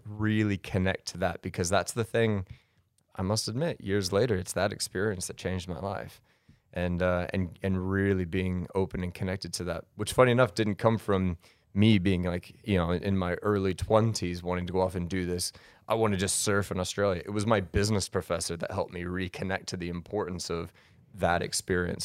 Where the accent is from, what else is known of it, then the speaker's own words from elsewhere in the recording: Colorado, United States; also born or lived in Denver; born in Denver and then raised outside in the spring, so I'm a Colorado kid